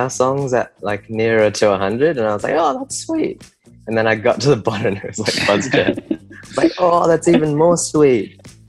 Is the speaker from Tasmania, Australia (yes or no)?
no; Sydney, New South Wales, Australia; we're from in Sydney